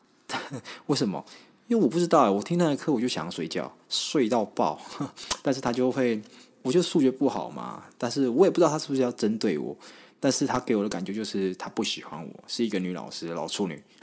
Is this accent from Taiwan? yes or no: yes; Taiwan; 我是从乡下上来的小朋友啦，那我是住在一个还蛮算是眷村的地方，但是很特别，我那边算是有蛮多原住民的